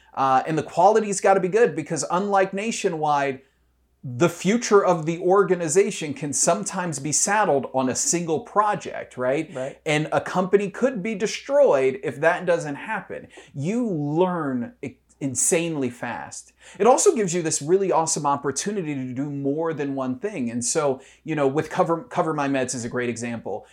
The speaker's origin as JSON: {"language": "English", "town": "Detroit", "region": "Michigan", "country": "United States", "tie": "born or raised there", "moved": "as an adult", "lives_now": "Columbus, United States", "said": "I'm from Detroit. Uh, uh, there are lots of things that could be said about Detroit, um, but I remember a, a, community that was incredibly vibrant when I was growing up"}